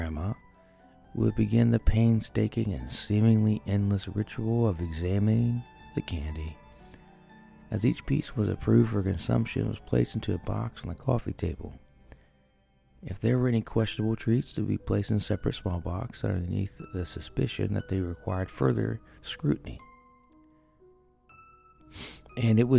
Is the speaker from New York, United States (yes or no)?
no; Ohio, United States; I am from Ohio, so northeast